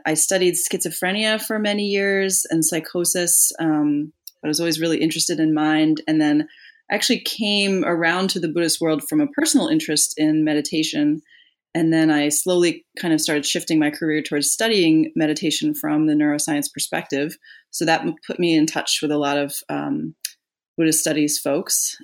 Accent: New Jersey, United States; moved away as an adult; also born or lived in North Carolina / Atlanta; I am from New Jersey originally

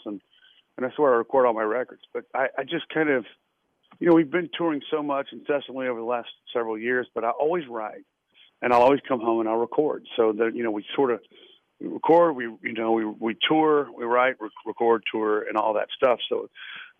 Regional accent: Lynchburg, Virginia, United States; I am from Lynchburg, JMU guy

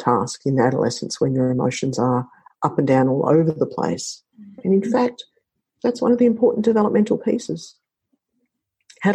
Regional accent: Australia; I'm Australian

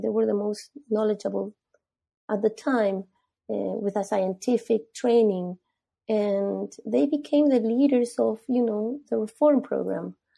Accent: Peru; I'm from Peru. I was born there

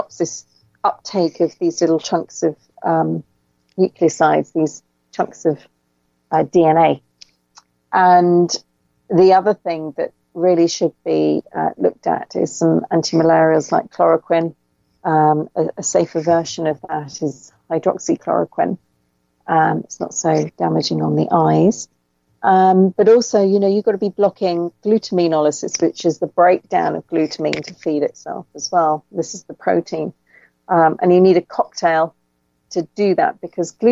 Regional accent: England, United Kingdom; accent: English; It's my English accent.

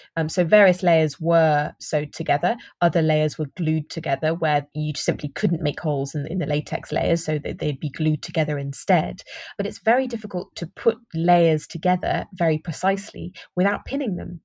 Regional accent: United Kingdom; I'm, I'm British

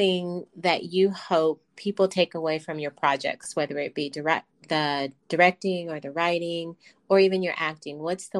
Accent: Texas, United States; I'm from Texas.

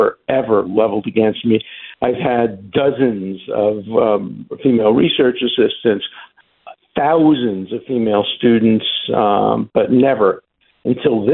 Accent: United States; I'm an American at heart. I was, you know, born here

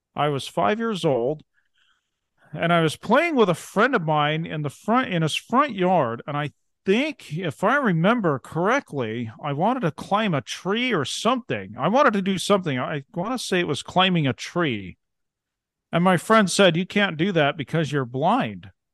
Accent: Ontario, Oregon, United States; now in Montana, United States; I grew up in Eastern Oregon, actually

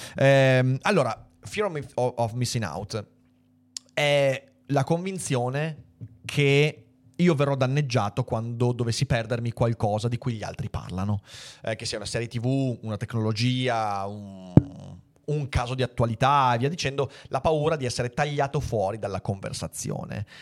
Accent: Veneto, Italy; da Veneto Doc

